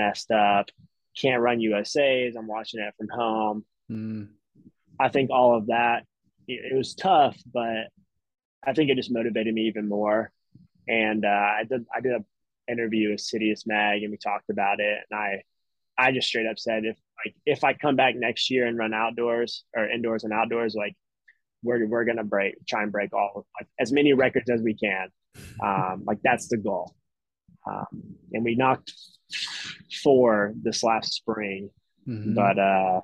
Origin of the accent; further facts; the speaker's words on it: Tennessee, United States; now in Boston, United States; I'm from Tennessee